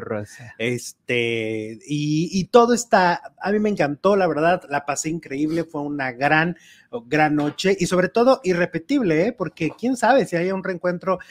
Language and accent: Spanish; Mexico; nuestra música ranchera mexicana